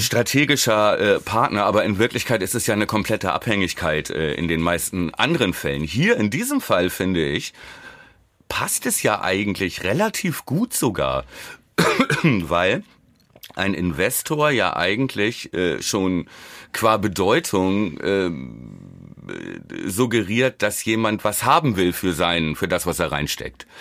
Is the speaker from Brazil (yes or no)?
no; Germany; als Deutscher